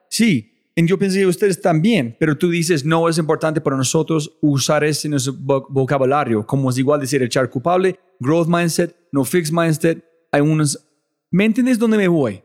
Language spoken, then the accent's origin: Spanish; United States; moved away; yo ser gringo